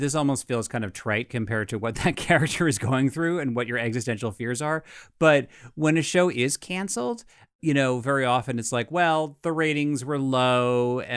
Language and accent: English; United States; I'm an American